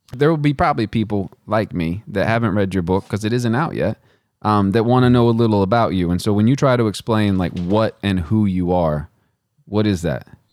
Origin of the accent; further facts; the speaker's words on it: West Texas, United States; I'm from West Texas